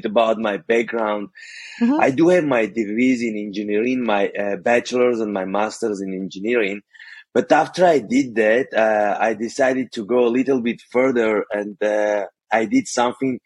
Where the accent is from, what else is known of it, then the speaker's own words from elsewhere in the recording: Armenia; first language Armenian; English is a second language; moved away as an adult; now in United States; Growing up, I'm from Armenia, which is post-Soviet country